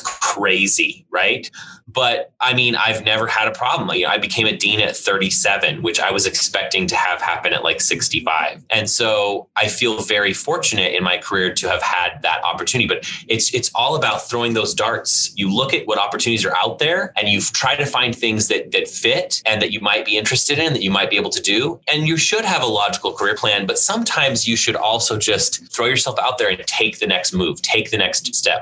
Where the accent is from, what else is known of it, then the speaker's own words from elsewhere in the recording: Tacoma, Washington, United States; also born or lived in Brussels, Belgium / Seattle; now in Idaho Falls, United States; I grew up in Tacoma and Seattle